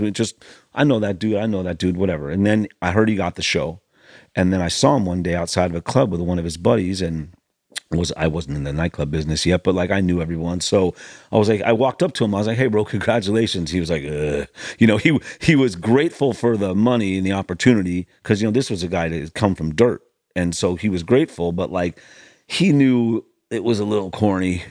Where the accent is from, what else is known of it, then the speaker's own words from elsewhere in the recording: Los Angeles, California, United States; I grew up in the hills above the Sunset Strip